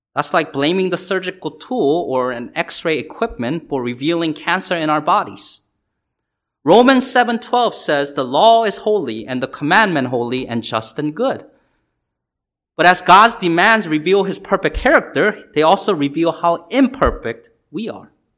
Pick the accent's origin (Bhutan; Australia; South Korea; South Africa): South Korea; now in United States; I was born in South Korea and came here